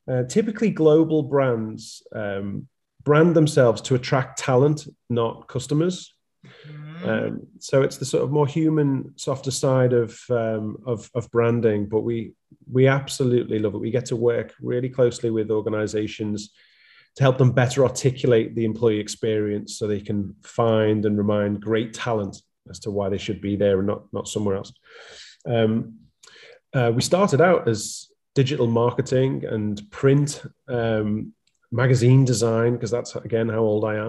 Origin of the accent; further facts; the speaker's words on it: Liverpool, North West England, United Kingdom; So I'm a Scouser at heart, and that is, I'm coming from Liverpool, which we say is the center of the universe.